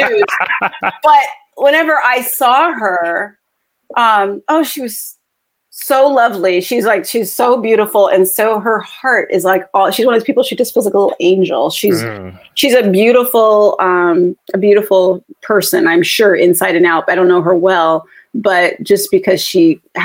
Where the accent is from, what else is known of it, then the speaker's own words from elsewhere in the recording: Southern California, United States; I grew up in Southern California